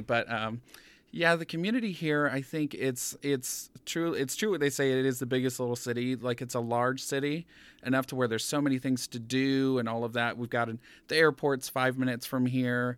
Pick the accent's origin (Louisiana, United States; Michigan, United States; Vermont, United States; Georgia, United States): Georgia, United States; now in Reno, United States; coming from, um, a small town in Georgia